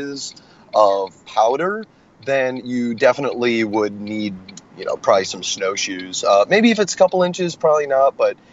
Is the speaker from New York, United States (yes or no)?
no; Raymond, Iowa, United States; moved away as an adult; also born or lived in Tacoma, Washington; now in Washington, United States; I grew up in Raymond